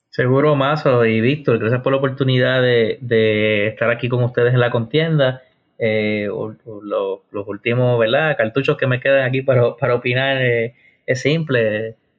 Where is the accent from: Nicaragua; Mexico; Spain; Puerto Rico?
Puerto Rico; lo que nosotros eh, merecemos como puertorriqueños